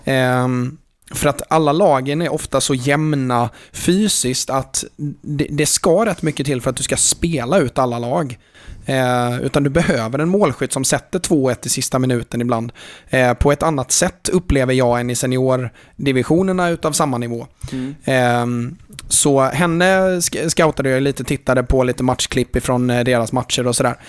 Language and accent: Swedish; Jönköping, Jönköping County, Sweden; halva min uppväxt var ju liksom i stort sett på Råslätt